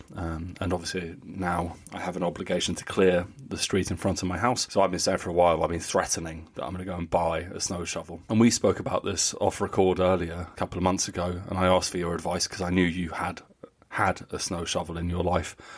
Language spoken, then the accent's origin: English; United Kingdom; moved away as an adult; now in Germany; I'm British